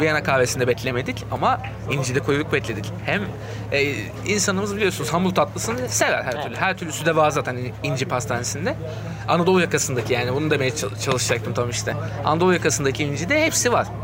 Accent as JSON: {"language": "Turkish", "region": "Istanbul", "country": "Turkey", "tie": "born or raised there", "said": "ben işte doğma büyüme olduğu için daha çok oraları biliyorum"}